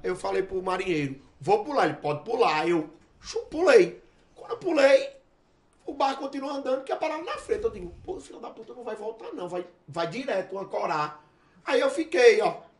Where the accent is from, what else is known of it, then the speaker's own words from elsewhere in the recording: Northeast Region, Brazil; moved away; Eu, eu era do Nordeste, não era não, sou do Nordeste